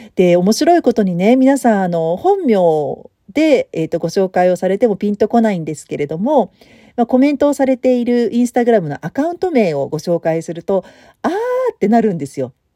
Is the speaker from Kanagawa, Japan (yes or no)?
no; Tokyo, Japan; moved away as an adult; もともと私東京生まれだしね、東京育ちだし